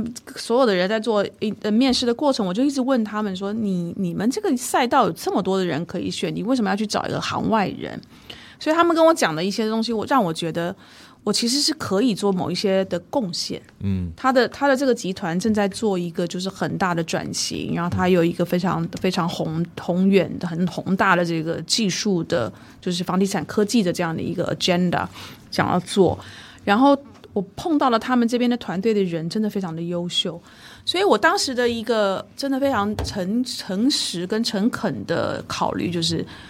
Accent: Taiwan; 这跟我当初比如说从台湾过来，当然年龄也不一不一

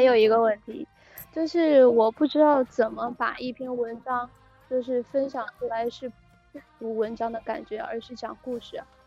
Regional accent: Chongqing, China; 我讲来自重庆

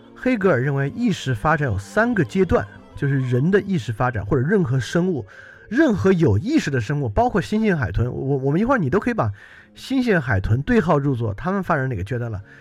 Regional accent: China; 而这个对我们中国人其实一点也不陌生。

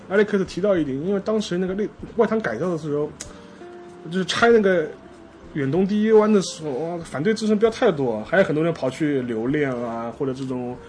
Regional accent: Shanghai, China; 虽然我是上海人啊，但我没什么太大感觉。

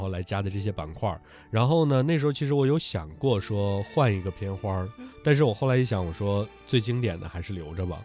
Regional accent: Northeast China, China; accent: Northeastern Mandarin (东北话); 东北话就是这样

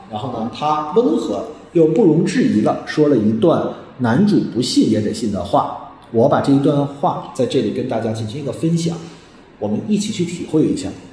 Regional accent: China; 我们中国人

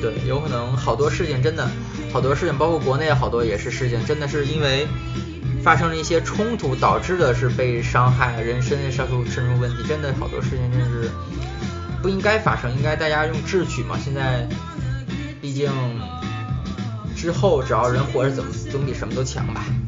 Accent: China; 作为中国人

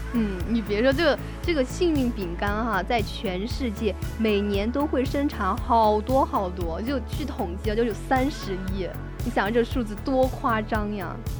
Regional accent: China; 我们中国的食物

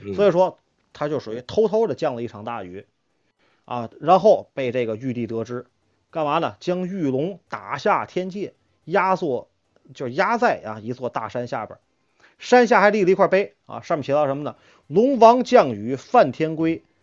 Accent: China; 我们中国人

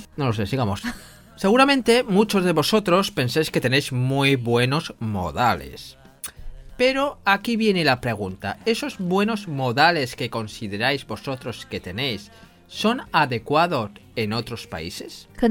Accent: Spain

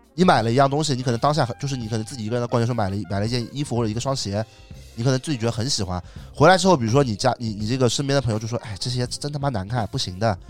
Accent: China; 我们中国人

